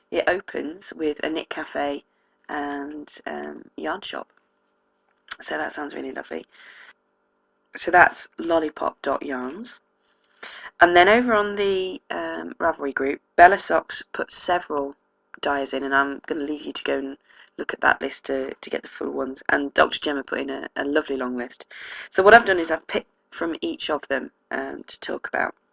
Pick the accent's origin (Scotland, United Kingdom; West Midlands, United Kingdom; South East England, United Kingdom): South East England, United Kingdom; accent: Oxfordshire; I don't think I have much of a native accent. The town I grew up in um, has an awful lot of people who've moved out from London and commute in, so it's quite diluted the Oxfordshire accent.